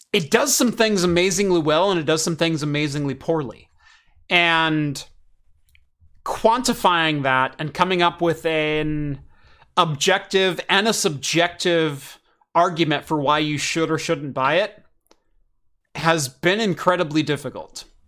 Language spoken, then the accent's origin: English; Eugene, Oregon, United States; I grew up in Eugene